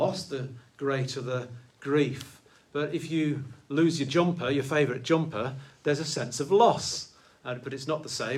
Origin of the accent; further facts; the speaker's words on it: United Kingdom; I'm British